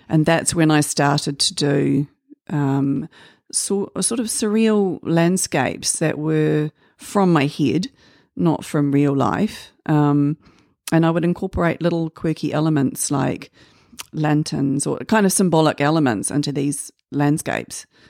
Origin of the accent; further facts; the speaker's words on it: Waitakere, Auckland, New Zealand; I was born here in Auckland, um, but raised mostly in Waitakere